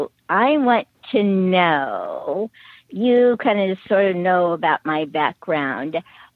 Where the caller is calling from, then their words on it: Antioch, California, United States; I'm in between San Diego and San Francisco, so I'm kind of right dab in the middle of them both almost.